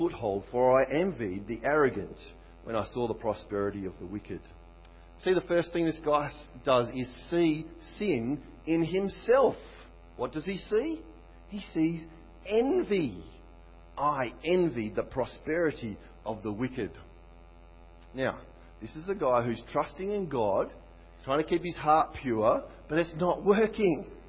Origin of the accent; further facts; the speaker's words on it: Australia; I'm Aussie.